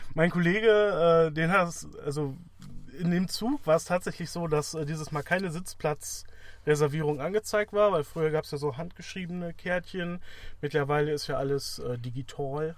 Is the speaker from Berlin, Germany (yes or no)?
no; Wuppertal, North Rhine-Westphalia, Germany; Ich komme halt aus Wuppertal